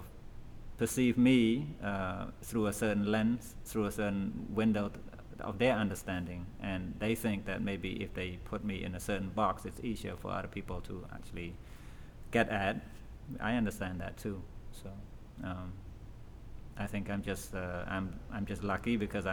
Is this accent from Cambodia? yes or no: yes; Cambodia; now in United States; being a Cambodian